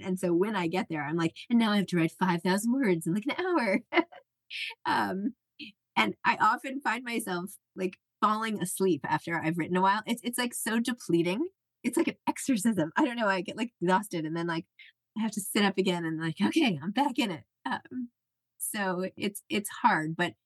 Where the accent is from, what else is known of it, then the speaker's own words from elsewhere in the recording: New York City, New York, United States; I'm from New York City